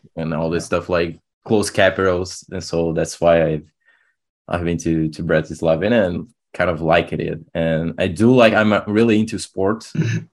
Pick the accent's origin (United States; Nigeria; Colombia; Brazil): Brazil; I'm from Brazil